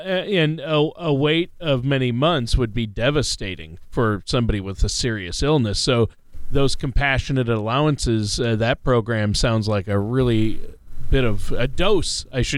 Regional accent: Minnesota, United States; Of course, Minnesota, my home state's in there.

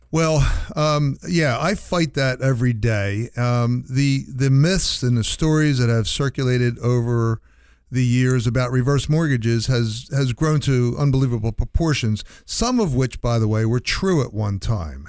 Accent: New Jersey, United States; moved away; I'm from New Jersey originally

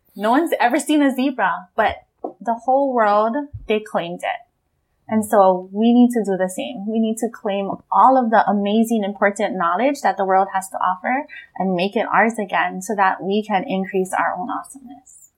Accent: Hawaii, United States; here in Hawaii

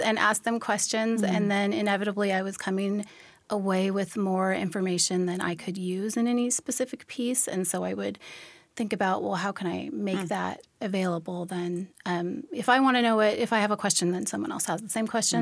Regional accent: Olympia, Washington, United States; also born or lived in Tacoma, Washington; I'm originally from Tacoma here. I grew up in the Olympia area and then moved back here in 2008 after college

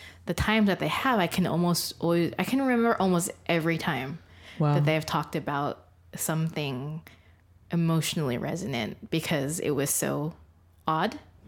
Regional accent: Philippines; being Filipino, like I'm technically Catholic.

